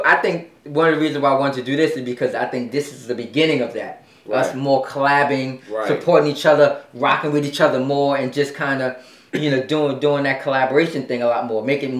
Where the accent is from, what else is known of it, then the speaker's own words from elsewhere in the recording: New York City, New York, United States; I'm from Brooklyn.